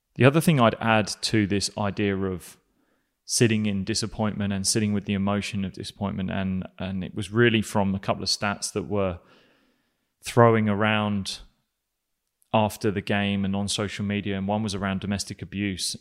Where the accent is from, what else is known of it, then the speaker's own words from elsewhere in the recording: England, United Kingdom; I'm an Englishman